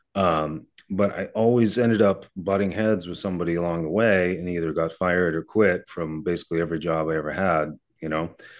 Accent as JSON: {"language": "English", "town": "Kingston", "region": "Massachusetts", "country": "United States", "tie": "born or raised there", "said": "I grew up south of Brockton. I grew up in Kingston."}